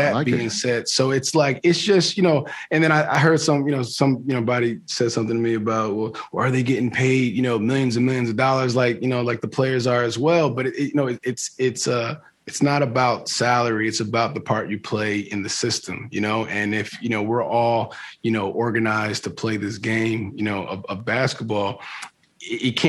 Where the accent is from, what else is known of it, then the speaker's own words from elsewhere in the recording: East Coast, United States; I grew up on the East Coast, so you know, I grew up a Knicks fan